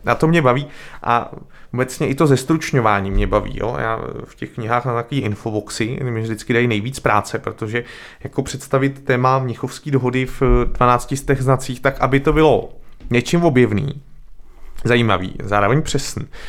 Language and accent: Czech; České Budějovice, South Bohemian Region, Czechia; now in Prague, Czechia; vyrost jsem v nej, nejméně hustě zalidněném kraji v Česku